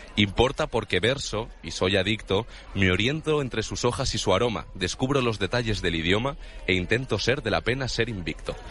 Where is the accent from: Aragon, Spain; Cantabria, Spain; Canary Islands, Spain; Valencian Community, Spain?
Cantabria, Spain; Vargas; now in Madrid, Spain; yo como venía de un pueblo de Cantabria